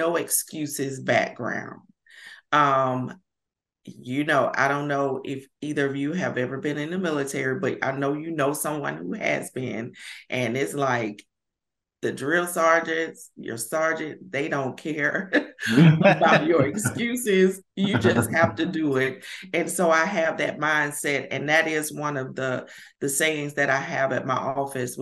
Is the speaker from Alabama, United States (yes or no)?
yes; Alabama, United States; accent: country; I'm from Alabama. So I'm a Bama girl. And every time I get on video, I'm like, I sound so country.